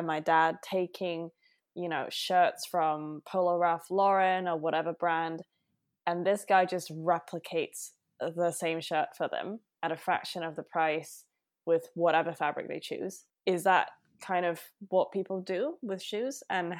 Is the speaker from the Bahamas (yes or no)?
no; Hong Kong; I grew up in Hong Kong and have family in China